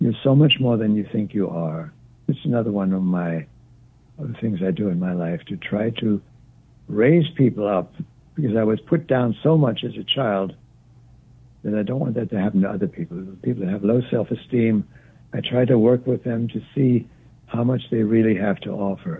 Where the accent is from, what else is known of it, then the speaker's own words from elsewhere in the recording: Wittenberg, Saxony-Anhalt, Germany; now in United States; I'm from Wittenberg, Germany